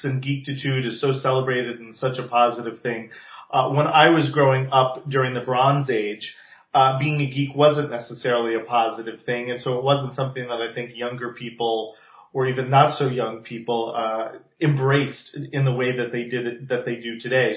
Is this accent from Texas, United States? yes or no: no; New Jersey, United States; now in Palm Springs, United States; I am originally from the East Coast, from New Jersey. So for those of you listening with fine-tuned ears, you may detect that accent every so often